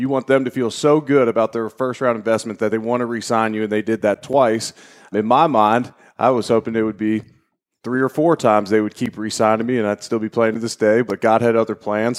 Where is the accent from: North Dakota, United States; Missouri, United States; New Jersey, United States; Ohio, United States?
Ohio, United States; Cincinnati; moved away as an adult; I'm originally from Cincinnati, Ohio. Grew up there